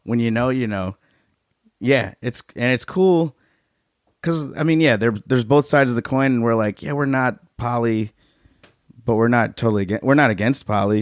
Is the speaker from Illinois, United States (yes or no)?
yes; Chicago, Illinois, United States; moved away; I grew up in Chicago